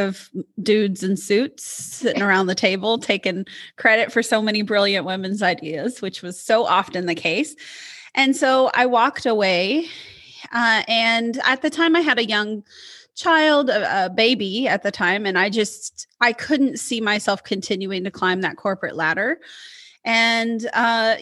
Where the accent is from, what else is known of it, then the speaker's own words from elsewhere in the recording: Midwest, United States; moved away; also born or lived in Portland, Oregon; I'm from the Midwest. And so being the good Midwestern woman that I was